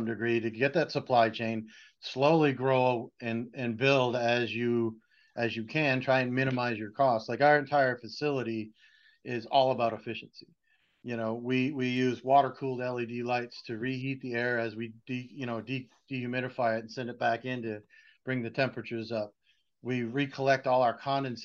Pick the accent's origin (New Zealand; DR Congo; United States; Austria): United States; Boston, Massachusetts; I'm from Boston